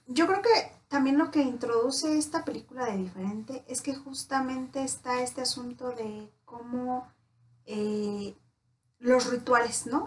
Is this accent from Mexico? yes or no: yes; Mexico; Como buenos mexicanos, David y yo nos caracterizamos por ser súper puntuales